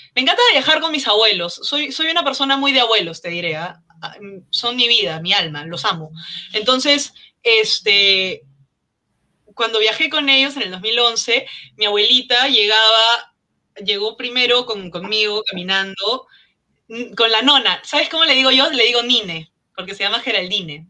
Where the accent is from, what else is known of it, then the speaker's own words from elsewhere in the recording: Lima, Peru; mi infancia en Maranga San Miguel